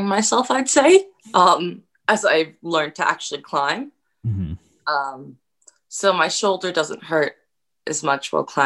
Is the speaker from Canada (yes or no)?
yes; Campbell River, British Columbia, Canada; moved away; also born or lived in Minnesota; I joined summer club in my hometown of Campbell River when I was very young